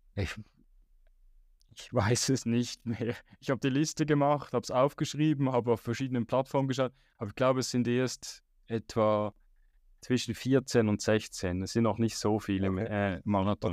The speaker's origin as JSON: {"language": "German", "country": "Switzerland", "said": "ich als Schweizer"}